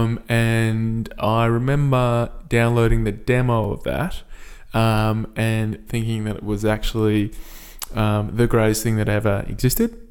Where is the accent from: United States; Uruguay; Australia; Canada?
Australia; Perth, Western Australia; my hometown team, of course, the Perth Scorchers